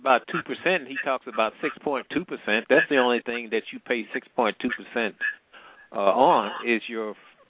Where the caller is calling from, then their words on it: Midwest, United States; I'm calling from the Midwest.